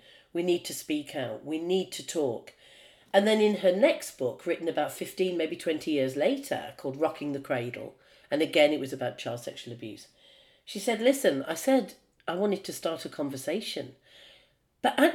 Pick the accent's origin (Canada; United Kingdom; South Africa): United Kingdom; I'm a Brit